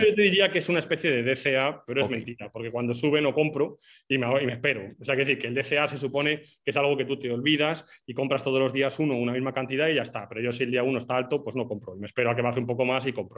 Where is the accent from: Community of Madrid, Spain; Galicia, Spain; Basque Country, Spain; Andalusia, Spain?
Basque Country, Spain; moved away as an adult; also born or lived in Portugal; now in Madeira, Portugal; soy vasco